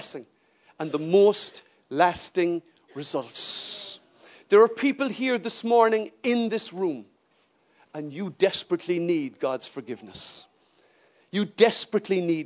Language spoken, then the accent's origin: English; Ireland; as an Irish person